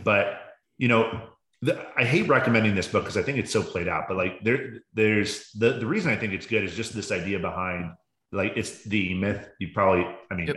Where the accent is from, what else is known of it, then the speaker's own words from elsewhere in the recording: Baltimore, Maryland, United States; now in Arizona, United States; I grew up in Baltimore